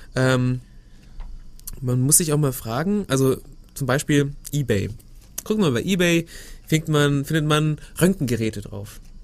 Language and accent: German; Germany; bei uns in Deutschland